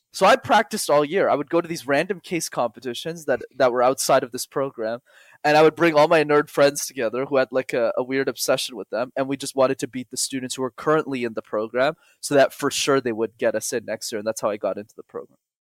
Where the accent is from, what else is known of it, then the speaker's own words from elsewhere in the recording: Montreal, Quebec, Canada; first language English; born and raised in Montreal, which is a city in Canada